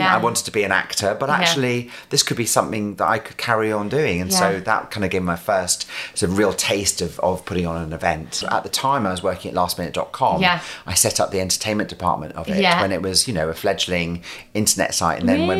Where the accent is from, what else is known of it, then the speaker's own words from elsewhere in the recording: Scotland, United Kingdom; accent: strong Scottish; also born or lived in London; Went, left London, came to live back in Scotland.